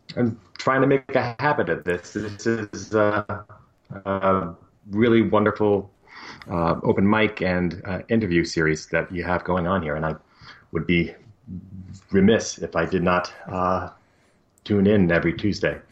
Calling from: Portland, Oregon, United States; Calling from uh, Portland, Oregon

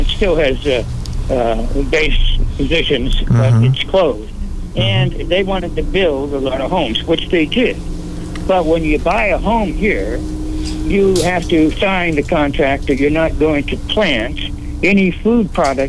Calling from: California, United States; Well, I'm calling from California.

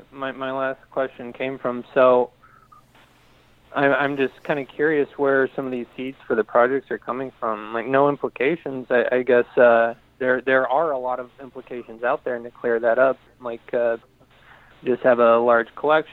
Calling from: Oregon, United States

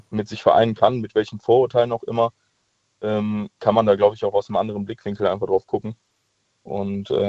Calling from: Cologne, North Rhine-Westphalia, Germany; ich komme aus Köln.

